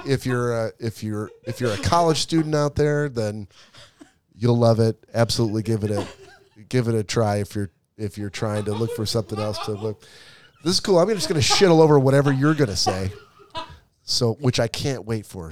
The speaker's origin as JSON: {"language": "English", "town": "Detroit", "region": "Michigan", "country": "United States", "said": "I'm from Michigan, uh, from Metro Detroit"}